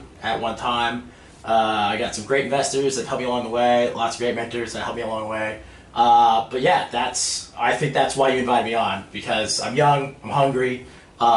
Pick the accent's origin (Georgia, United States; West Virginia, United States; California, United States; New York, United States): California, United States; Los Angeles; born and raised in Los Angeles, California. You know, land of movie stars, and I'm from the Valley